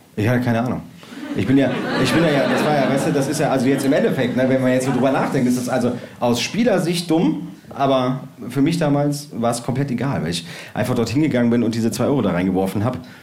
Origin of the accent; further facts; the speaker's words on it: Bergisch Gladbach, North Rhine-Westphalia, Germany; Ich bin äh, damals groß geworden in äh, Bergisch Gladbach in Schildgen.